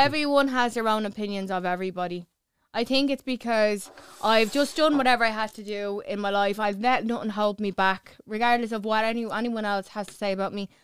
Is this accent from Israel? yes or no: no; Clondalkin, Leinster, Ireland; I'm from Clondalkin